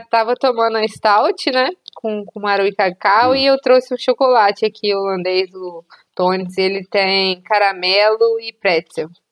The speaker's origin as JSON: {"language": "Portuguese", "region": "Minas Gerais", "country": "Brazil", "said": "A gente é mineiro"}